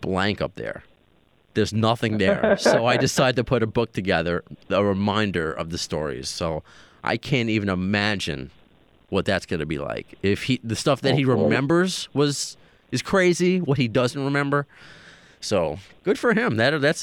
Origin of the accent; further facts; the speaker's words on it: New York City, New York, United States; accent: New York; New York keeps bringing me back in. Maybe it's my accent